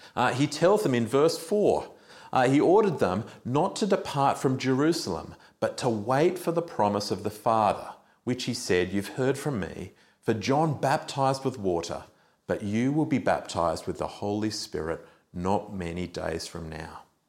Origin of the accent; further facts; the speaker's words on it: Australia; as an Australian